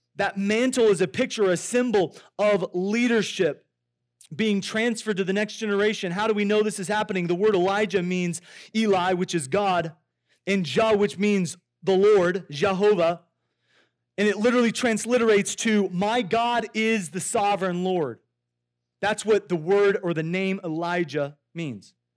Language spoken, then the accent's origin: English; Iowa, United States; I grew up in Iowa